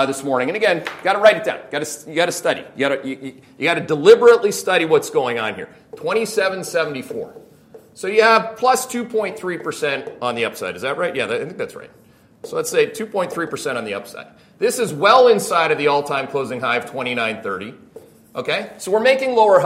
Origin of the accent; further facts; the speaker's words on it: Canada; I'm Canadian